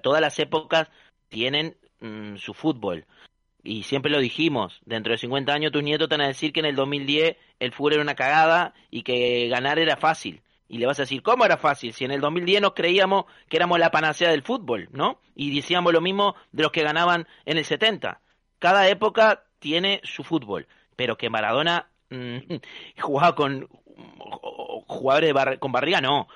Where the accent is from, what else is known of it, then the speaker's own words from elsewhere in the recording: Uruguay; moved away; a pesar de que soy uruguayo